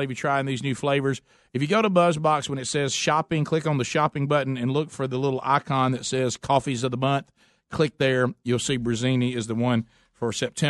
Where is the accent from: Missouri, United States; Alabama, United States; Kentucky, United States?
Alabama, United States; Oxford; guys that I grew up knowing in Oxford, Alabama